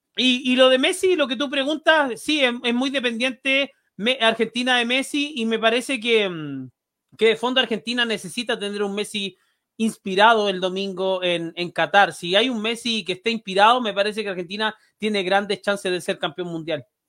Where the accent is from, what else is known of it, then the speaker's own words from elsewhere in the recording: Chile; como chileno